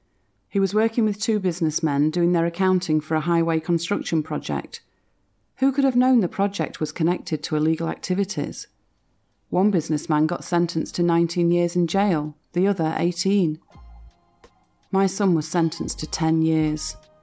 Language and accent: English; Dingxing, Hebei, China; moved away as an adult; now in Beijing, China; I'm originally from Dingxing in Hebei. After I got married in 1985, I came to Beijing with my husband to open a small business.